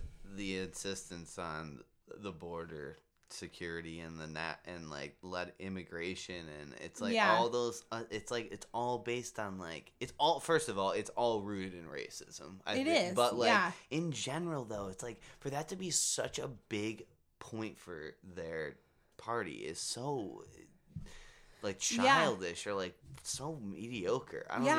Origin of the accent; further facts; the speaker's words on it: United States; As an American